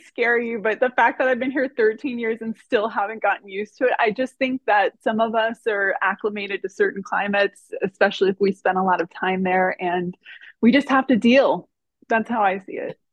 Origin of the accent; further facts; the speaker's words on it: Miami, Florida, United States; now in Northern California, United States; I've been living in Northern California for 13 years, I was born and raised in Miami, Florida